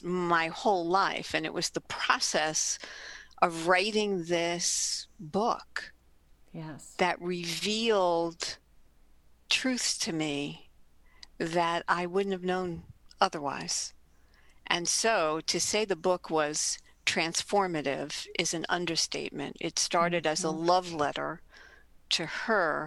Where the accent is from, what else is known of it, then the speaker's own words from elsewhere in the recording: New York City, New York, United States; I grew up in Jackson Heights, Queens. In New York, for those global listeners, a borough of New York